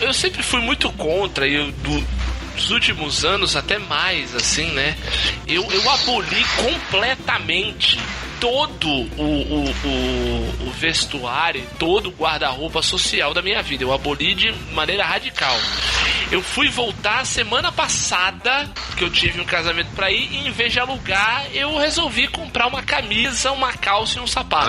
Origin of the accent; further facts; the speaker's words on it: Santos, São Paulo, Brazil; Eu sou Santista